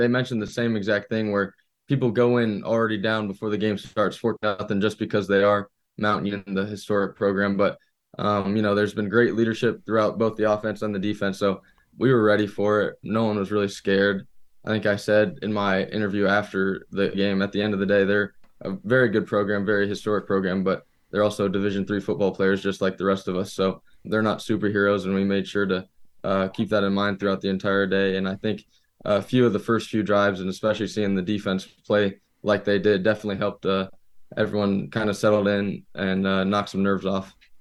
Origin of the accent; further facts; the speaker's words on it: Indiana, United States; moved away as an adult; now in Alma, United States; I'm from Indiana, all my family comes up